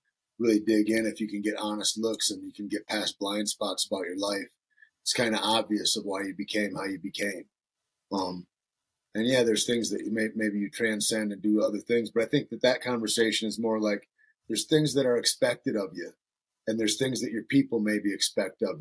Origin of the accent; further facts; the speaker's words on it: Alpena, Michigan, United States; moved away; also born or lived in Santa Fe; I grew up in Northern Michigan, up on the shore of Lake Huron, a town called Alpena.